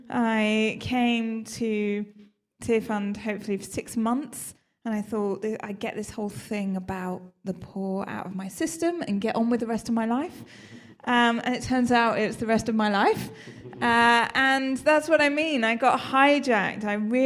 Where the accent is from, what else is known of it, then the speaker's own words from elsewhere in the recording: South West England, United Kingdom; now in London, United Kingdom; I live down in central London, so I have quite an easy journey here. I grew up in Somerset, though. I know I lost the accent. You can't really tell.